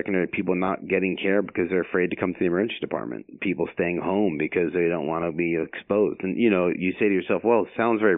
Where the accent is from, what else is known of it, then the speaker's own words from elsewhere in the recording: Long Island, New York, United States; moved away as an adult; also born or lived in Philadelphia / New Jersey / Pennsylvania; I'm originally from Long Island, New York